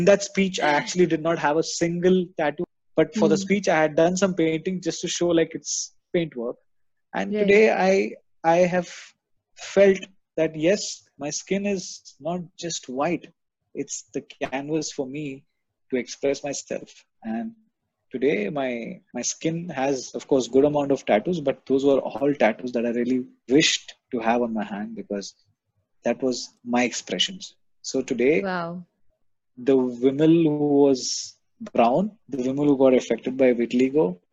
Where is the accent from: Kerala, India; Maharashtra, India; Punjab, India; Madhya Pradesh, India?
Kerala, India; moved away; also born or lived in Dubai; I'm from Kerala